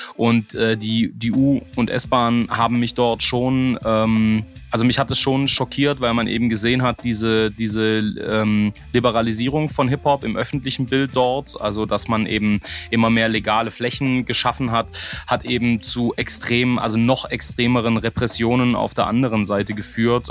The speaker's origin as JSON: {"language": "German", "region": "Southern Germany", "country": "Germany", "said": "hier, wo ich herkomme, in Süddeutschland"}